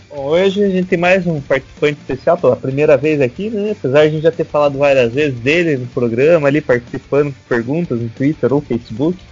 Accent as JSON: {"language": "Portuguese", "town": "Curitiba", "region": "Paraná", "country": "Brazil", "tie": "born or raised there", "said": "Nasci aqui em Curitiba, mais friozinho"}